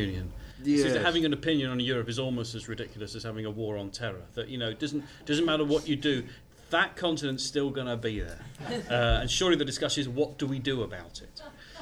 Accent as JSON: {"language": "English", "area": "Essex", "region": "East of England", "country": "United Kingdom", "tie": "born or raised there", "said": "I grew up in Essex."}